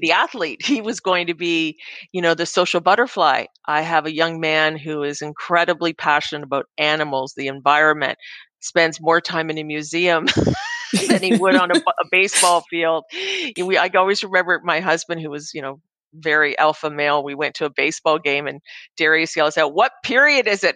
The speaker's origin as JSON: {"language": "English", "country": "Canada", "said": "as a Canadian"}